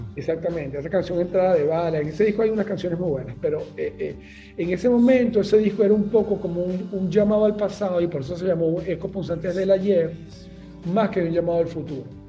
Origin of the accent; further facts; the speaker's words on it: Caracas, Capital District, Venezuela; moved away as an adult; yo nací en Caracas, eh, tuve una infancia realmente bastante normal